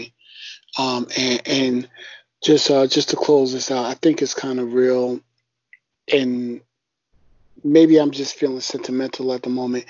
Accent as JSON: {"language": "English", "region": "New York", "country": "United States", "moved": "yes", "lives_now": "North Carolina, United States", "said": "all of us being from the tri-state area"}